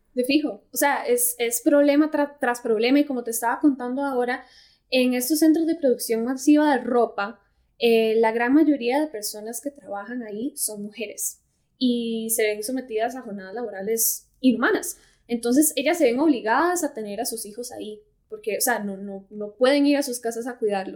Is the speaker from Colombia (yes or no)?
no; Costa Rica; yo soy de Costa Rica